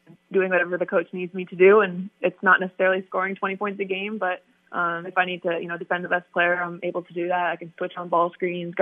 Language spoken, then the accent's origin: English; Canada; I love being Canadian and being from Canada